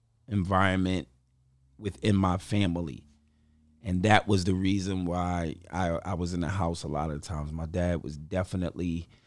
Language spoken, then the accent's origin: English; New York City, New York, United States; Harlem, New York City, 114th to 7th Avenue.